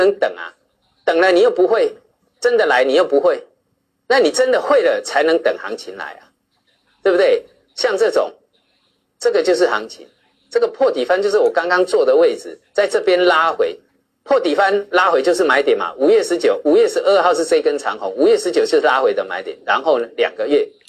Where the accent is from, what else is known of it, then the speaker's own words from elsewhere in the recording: China; 我常常讲啊，我们是，我们中国人是有钱到被人家笑，真的是这样。